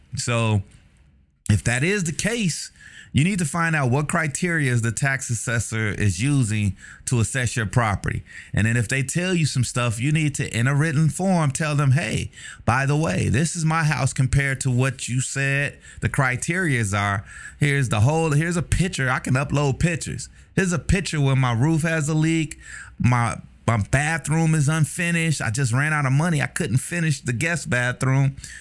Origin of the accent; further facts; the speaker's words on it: Chicago, Illinois, United States; moved away; also born or lived in Texas; I'm a Chicagoan